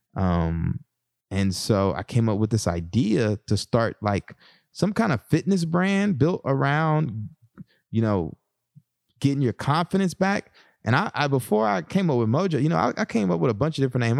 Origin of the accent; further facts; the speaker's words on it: Texas, United States; moved away; my background growing up in Texas